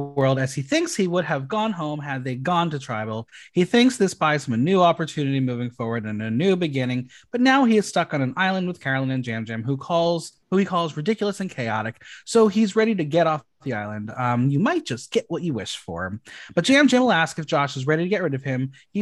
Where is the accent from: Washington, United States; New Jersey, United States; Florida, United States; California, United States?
New Jersey, United States; also born or lived in Boston; In New Jersey, we just don't have intermediate T's.